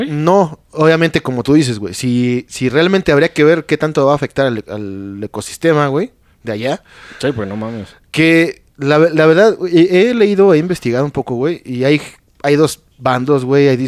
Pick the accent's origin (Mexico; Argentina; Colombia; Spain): Mexico; Para nosotros mexicanos, güey. Que vayas tú como mexicano, güey, y te cobren dólares